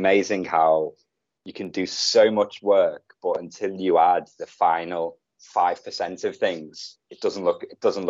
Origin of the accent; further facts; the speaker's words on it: Liverpool, North West England, United Kingdom; moved away as an adult; now in Bali, Indonesia; I'm from Liverpool